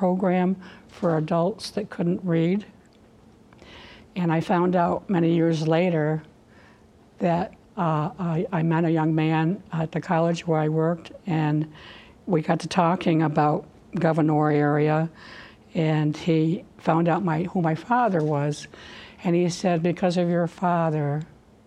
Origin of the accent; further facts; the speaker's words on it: Sprague, New York, United States; It was just a wonderful place to grow up.